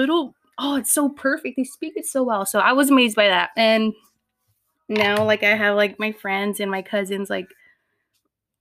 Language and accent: English; Pomona, California, United States; my cousins and I grew up in Pomona, P-Town.